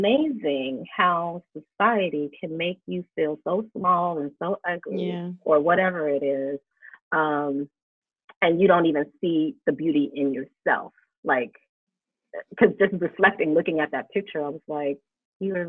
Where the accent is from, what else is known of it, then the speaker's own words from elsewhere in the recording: United States; we're living in America